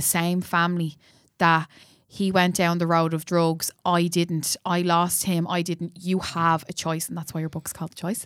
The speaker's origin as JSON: {"language": "English", "town": "Dublin", "region": "Leinster", "country": "Ireland", "said": "I'm from Cabra as well"}